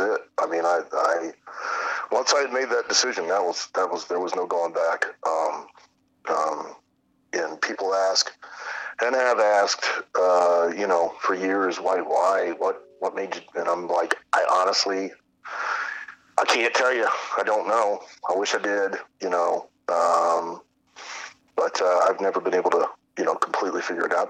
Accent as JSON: {"language": "English", "town": "Lima", "region": "Ohio", "country": "United States", "tie": "born or raised there", "said": "I grew up in Lima, which was probably about three, three and a half hours uh, north, about west of you guys, um, in north. So just south of Toledo, north of Dayton"}